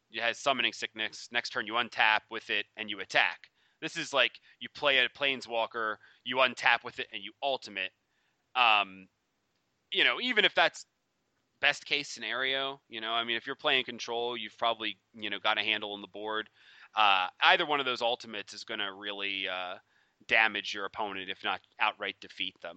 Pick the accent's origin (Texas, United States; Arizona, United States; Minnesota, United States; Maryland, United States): Maryland, United States; Baltimore; I'm I'm I'm from Baltimore, man. I know all about that.